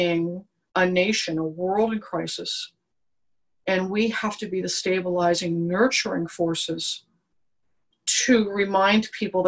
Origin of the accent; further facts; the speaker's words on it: New York, United States; I'm a New Yorker